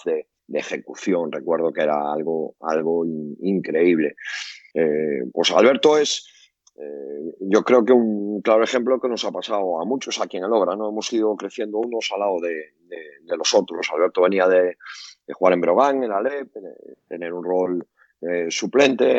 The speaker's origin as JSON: {"language": "Spanish", "region": "Galicia", "country": "Spain", "accent": "Galician", "said": "por mi acento eh, gallego"}